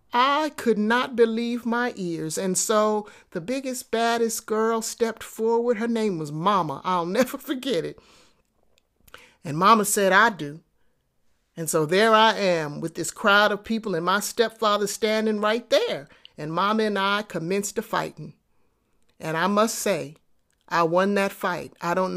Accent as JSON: {"language": "English", "town": "New York City", "region": "New York", "country": "United States", "tie": "born or raised there", "said": "I grew up in New York City in the projects, and there were many occasions where I got into fights."}